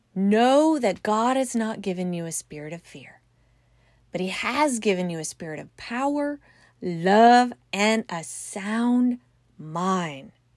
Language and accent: English; California, United States; I'm from California